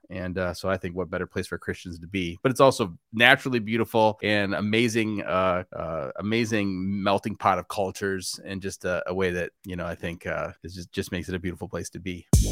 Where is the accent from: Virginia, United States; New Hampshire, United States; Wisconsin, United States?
Wisconsin, United States; I grew up in Wisconsin